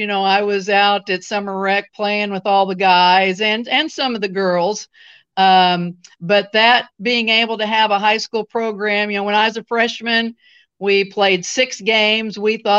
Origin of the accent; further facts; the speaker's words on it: Centralia, Missouri, United States; Centralia, Missouri, my hometown.